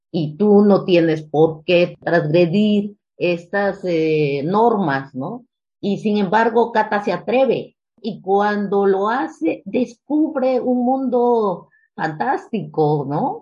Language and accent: Spanish; Mexico; also born or lived in Mexico City; yo pues soy producto del 68, ¿no? En nuestro país